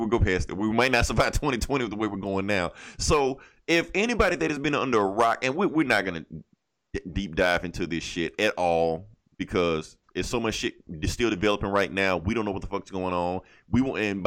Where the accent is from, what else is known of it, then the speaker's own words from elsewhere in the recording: Mississippi, United States; I'm from Mississippi